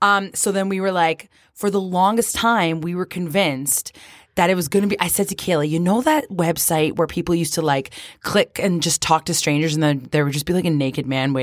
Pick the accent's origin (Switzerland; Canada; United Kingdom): Canada; accent: Canadian; my Canadian accent